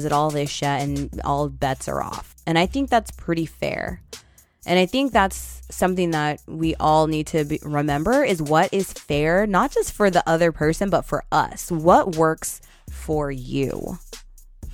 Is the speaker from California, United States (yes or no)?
yes; Northern California, United States; I'm from Northern California